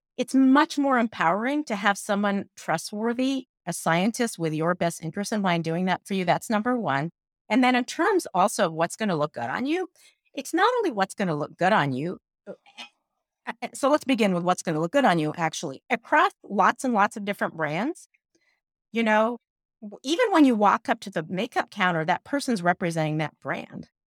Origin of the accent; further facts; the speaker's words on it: Iran; moved away; I grew up in Iran